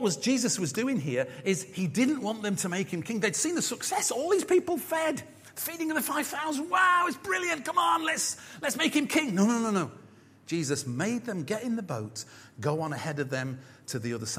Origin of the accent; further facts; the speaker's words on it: United Kingdom; being British